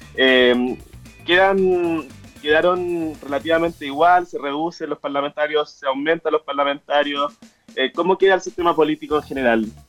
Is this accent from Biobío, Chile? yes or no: yes; Concepción, Biobío, Chile; Nosotros somos de Concepción